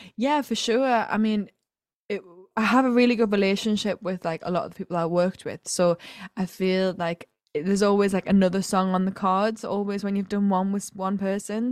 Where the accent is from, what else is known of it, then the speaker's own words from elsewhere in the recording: County Durham, North East England, United Kingdom; I'm originally from County Durham in the Northeast